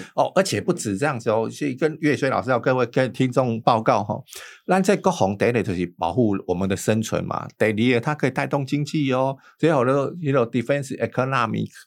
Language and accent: Chinese; Taiwan; 所以我们台湾人不会上这个当